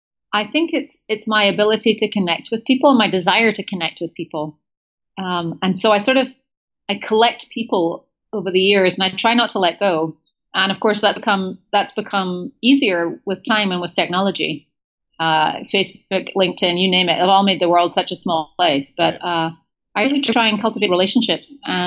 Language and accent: English; Scotland, United Kingdom; so first of all, I'm Scottish. I identify with British. I rankle slightly when people call me English